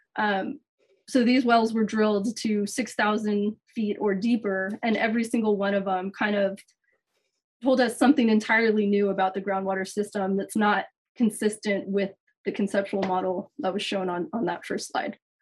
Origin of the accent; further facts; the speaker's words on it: San Francisco Bay Area, California, United States; moved away as an adult; also born or lived in Los Angeles, United States; now in Hawaii, United States; I'm originally from the San Francisco Bay Area and left there before Silicon Valley took off